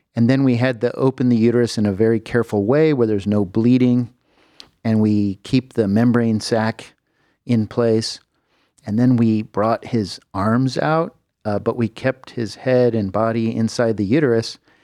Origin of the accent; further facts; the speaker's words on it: Southern California, United States; moved away as an adult; also born or lived in San Francisco, United States / Houston, Texas, United States; now in Cleveland, United States; I grew up in Southern California